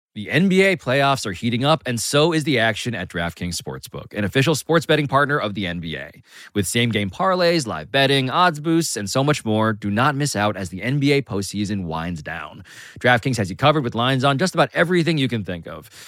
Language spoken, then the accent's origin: English; New York City, New York, United States; I was born and raised in Manhattan